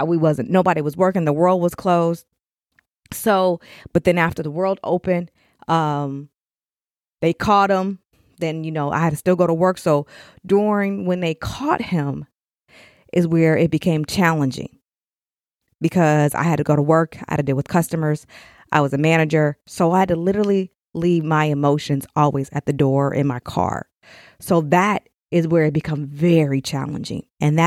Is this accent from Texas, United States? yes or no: no; Elgin, Illinois, United States; born there; I don't know why I was born in Chicago, Elgin. But hey, it all worked out because now I'm here.